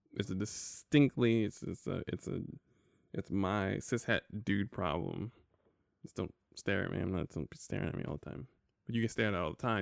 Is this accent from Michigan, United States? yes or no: no; New York, United States; I'm from New York